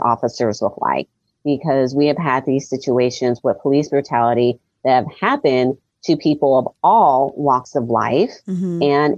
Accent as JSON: {"language": "English", "country": "United States", "said": "And I'm an American where I want to see all of my dollars go to my fellow Americans."}